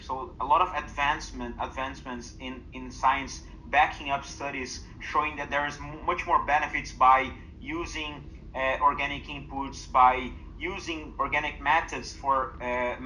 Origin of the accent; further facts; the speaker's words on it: Brazil; my home country